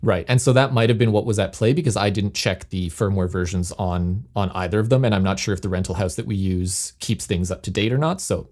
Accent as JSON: {"language": "English", "town": "Toronto", "region": "Ontario", "country": "Canada", "tie": "born or raised there", "moved": "yes", "said": "my hometown of Toronto"}